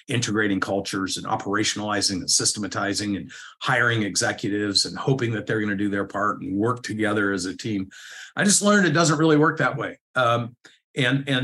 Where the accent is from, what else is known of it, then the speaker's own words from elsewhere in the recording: Corvallis, Oregon, United States; moved away as an adult; also born or lived in Atlanta, Georgia; I moved from Corvallis, Oregon to Atlanta, Georgia